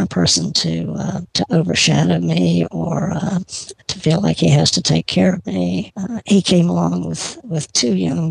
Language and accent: English; Georgia, United States; I grew up in Georgia.